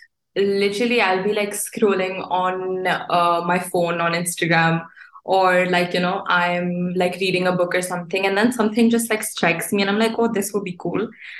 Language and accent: English; Dubai, United Arab Emirates; also born or lived in India; Like even though I am Indian and I'm from India, I would say that Dubai is my home. I've grown up here, I've gone to school here.